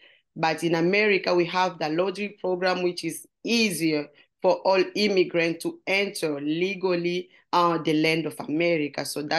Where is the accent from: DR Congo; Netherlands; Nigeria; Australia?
DR Congo; now in Waterloo, United States; from Congo